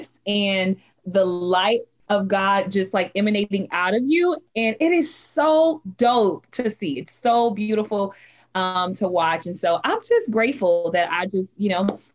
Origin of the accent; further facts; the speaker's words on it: Las Vegas, Nevada, United States; moved away as an adult; now in Dallas, United States; I was born and raised in Las Vegas, Nevada. However, I moved to Texas, Dallas, Texas, to be exact, in 2016